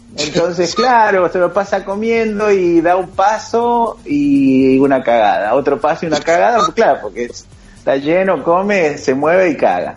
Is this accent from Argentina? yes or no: yes; Argentina; nosotros los argentinos